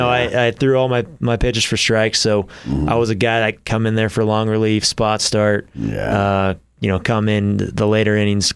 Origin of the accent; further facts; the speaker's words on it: Temecula, California, United States; Yeah, so I'm from Southern California. {S1} Okay. {S3} A town called Temecula. It's about an hour north of San Diego.